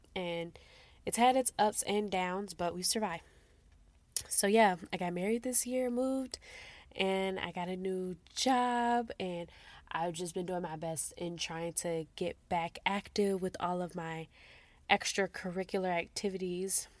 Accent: Midwest, United States; moved away as an adult; now in Texas, United States; I'm from the Midwest, and we actually moved out to Texas a month after our wedding.

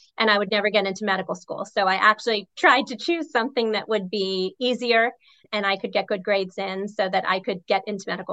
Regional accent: Rockville, Maryland, United States; I grew up in Rockville, Maryland, which is not far from Stephanie.

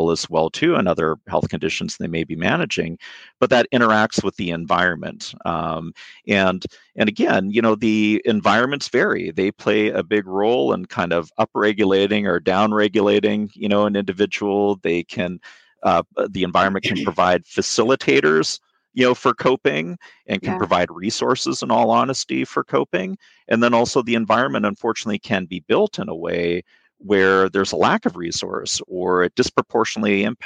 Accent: Vancouver, British Columbia, Canada; moved away; I'm Canadian. I'm originally from Vancouver, British Columbia.

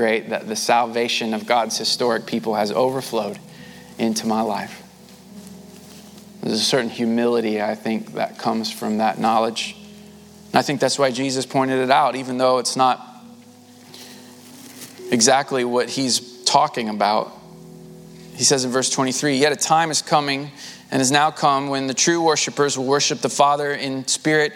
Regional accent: United States; those of us who have been born and raised in America

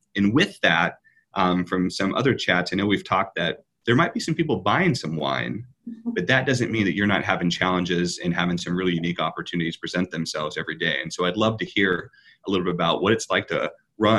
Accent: Midwest, United States; as a Midwesterner myself

